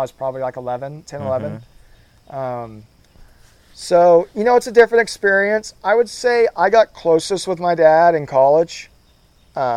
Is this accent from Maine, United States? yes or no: no; Midwest City, Oklahoma, United States; also born or lived in Birmingham; I was born in Midwest City. We moved out there and I was 3 weeks old. We moved back when I was almost four